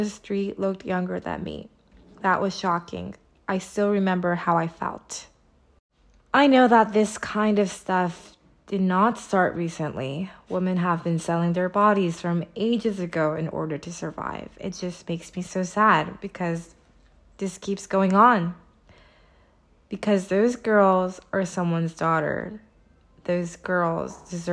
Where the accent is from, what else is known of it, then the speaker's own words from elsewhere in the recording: Irvine, California, United States; moved away; I was visiting my hometown, Irvine, California